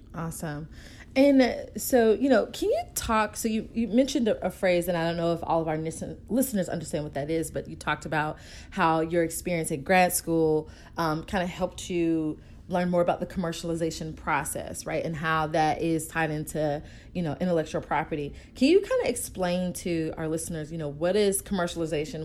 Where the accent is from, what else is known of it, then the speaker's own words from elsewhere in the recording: Atlanta, Georgia, United States; I am from Atlanta as well